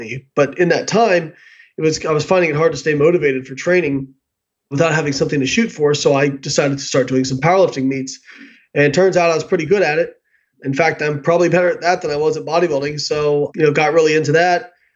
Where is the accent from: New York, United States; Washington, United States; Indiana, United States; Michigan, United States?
Indiana, United States; Evansville; moved away; I grew up in Evansville, Indiana